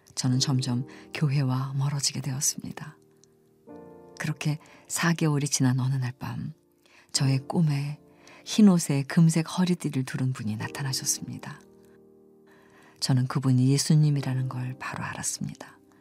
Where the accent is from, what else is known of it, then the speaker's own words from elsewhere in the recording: Iran; moved away as an adult; now in South Korea; 저는 이란에서 온